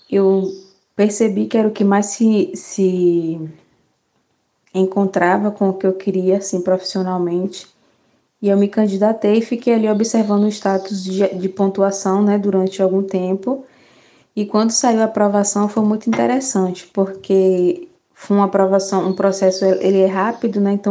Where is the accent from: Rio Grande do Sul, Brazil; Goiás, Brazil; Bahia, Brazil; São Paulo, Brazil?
Bahia, Brazil; Santo Antônio de Jesus; escolher uma universidade que fosse próxima à minha cidade, sou de Santo Antônio de Jesus